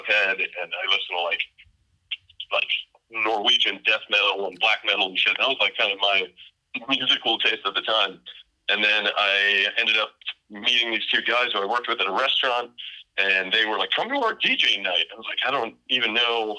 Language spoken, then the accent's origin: English; North Miami Beach, Florida, United States; moved away as an adult; now in Austin, United States; I'm from Miami Beach, Florida, originally, North Miami Beach. I lived in Florida like pretty much my whole life